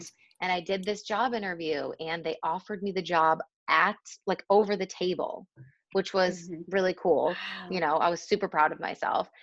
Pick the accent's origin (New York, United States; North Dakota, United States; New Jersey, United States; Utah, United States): New York, United States; Buffalo; moved away as an adult; now in Madrid, Spain; i grew up in the states i'm originally from buffalo new york